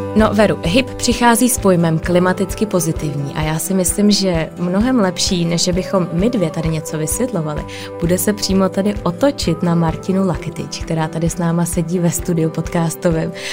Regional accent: Prague, Czechia; jsem z Prahy

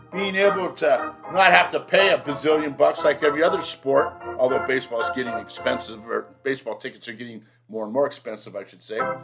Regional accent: United States

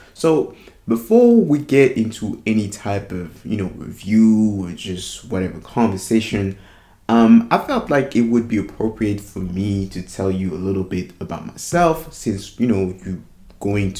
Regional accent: France; English is a second language; So I'm a French dude. I'm from France, you know, no brainer. I'm 28 years old

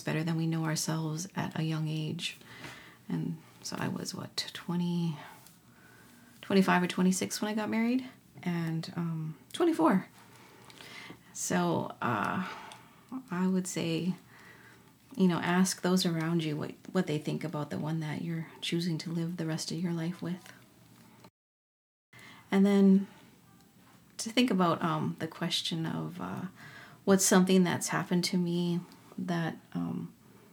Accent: Minnesota, United States; I am an Ojibwe from Minnesota

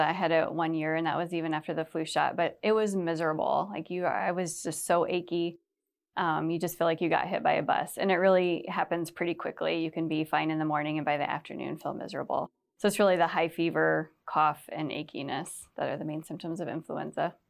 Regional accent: Cedar Rapids area, Iowa, United States; Cedar Rapids, so we grew up around this area, not right in Cedar Rapids

